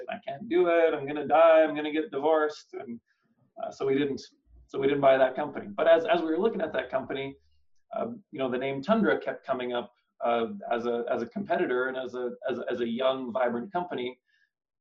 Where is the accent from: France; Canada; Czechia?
Canada; Winnipeg, Manitoba; moved away as an adult; I was from Winnipeg. That's where all of this happened.